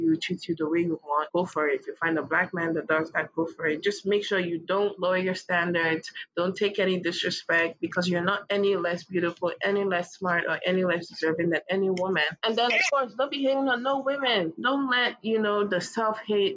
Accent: Kogi, Nigeria; I'm from Kogi State, we're all dark as hell

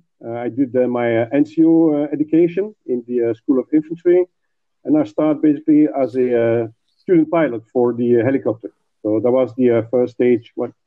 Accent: Belgium; from Belgium.

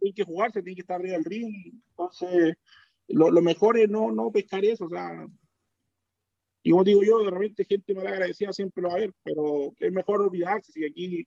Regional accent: Chile; uno como chileno

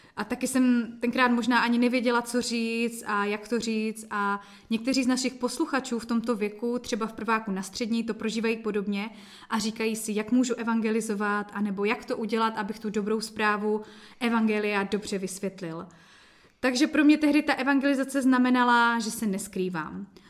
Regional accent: Jeseník, Olomouc Region, Czechia; also born or lived in Kroměříž; u nás v Jeseníku jsme pořádali mládežnické bohoslužby

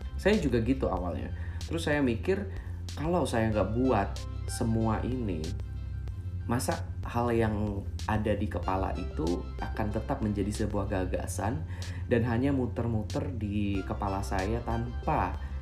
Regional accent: Palembang, South Sumatra, Indonesia; saya tinggal dan besar di kota Palembang. Dari kecil kuliah, sekolah, cari duit juga di kota Palembang.

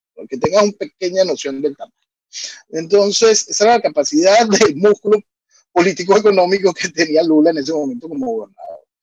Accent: Venezuela; soy un venezolano

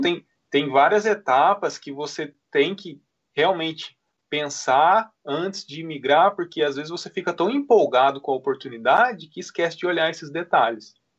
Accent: Poços de Caldas, Minas Gerais, Brazil; moved away as an adult; now in New Zealand; eu, por exemplo, vivi a vida toda em Poços de Caldas. Então, mineiro

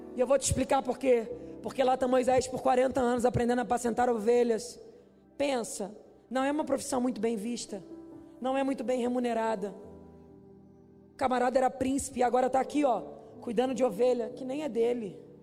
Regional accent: Duque de Caxias, Rio de Janeiro, Brazil; moved away; lá de Xerém, de onde eu vim.

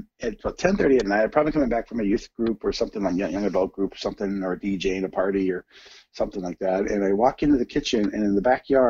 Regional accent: Santa Maria, California, United States; also born or lived in Lompoc, California / Santa Barbara, California / Huntington Beach, California; And so I lived in Santa Barbara as a child, but I was born and raised in Our Lady's hometown called Santa Maria, California, and I was born there, and I lived in Lompoc, Santa Barbara as a child.

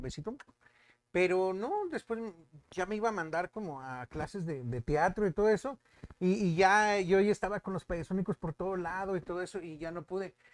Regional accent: Monterrey, Nuevo León, Mexico; Soy regio 100%, soy de mero Monterrey

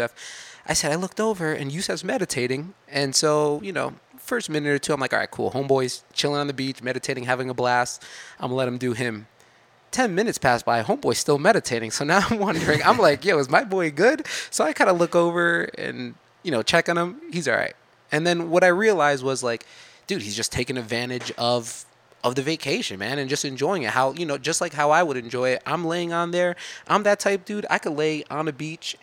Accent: New Jersey, United States; I'm from New Jersey

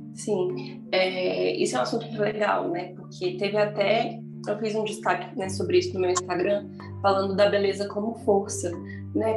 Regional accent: Brasília, Federal District, Brazil; eu sou de Brasília

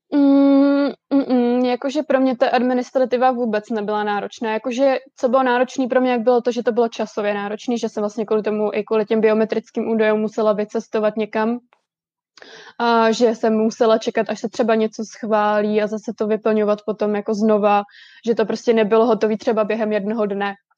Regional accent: Most, Ústí nad Labem Region, Czechia; moved away as an adult; now in Vancouver, Canada; já jsem ze severních Čech, já jsem z Mostu

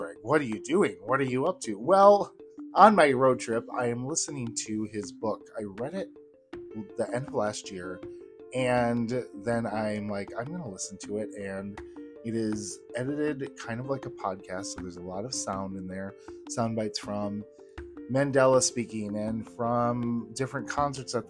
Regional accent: Wisconsin, United States; I grew up in Wisconsin

